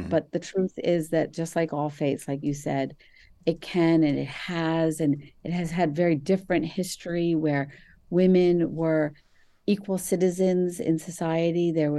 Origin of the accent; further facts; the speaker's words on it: New Jersey, United States; It was a mosque that I grew up in New Jersey, that it was temporary, and we would have our Sunday schools.